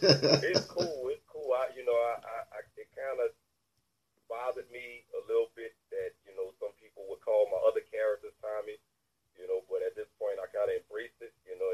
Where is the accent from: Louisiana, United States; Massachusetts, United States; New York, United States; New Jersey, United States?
Louisiana, United States; New Orleans; I was born in the Ninth Ward. Okay. I was in the Ninth Ward, then I eventually moved to the East.